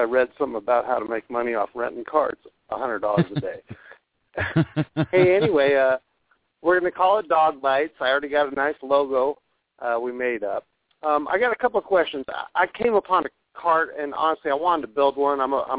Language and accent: English; California, United States; my dad's from Chicago, and he raised us on them, but we were raised in California.